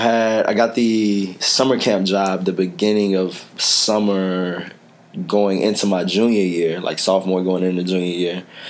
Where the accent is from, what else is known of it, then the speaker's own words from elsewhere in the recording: Dallas, Texas, United States; now in Chicago, United States; I grew up in Pleasant Grove.